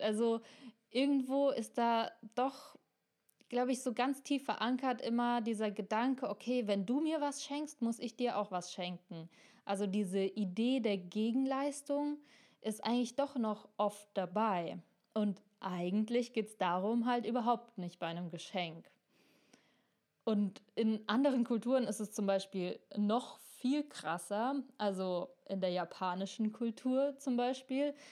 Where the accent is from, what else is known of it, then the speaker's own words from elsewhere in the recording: Germany; wir Deutschen